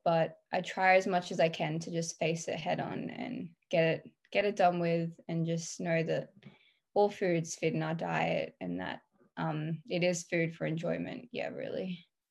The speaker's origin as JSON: {"language": "English", "country": "Australia", "said": "I'm 17 and I'm from Australia"}